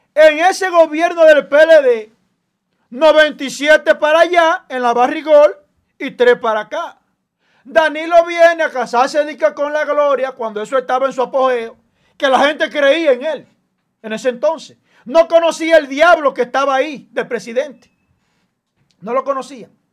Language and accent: Spanish; Dominican Republic; como dominicano